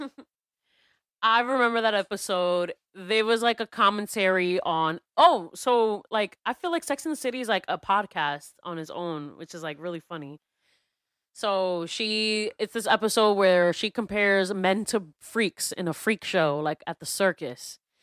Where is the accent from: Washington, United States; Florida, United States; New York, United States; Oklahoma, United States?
New York, United States; New York City; a lot of us New Yorkers were addicted to New York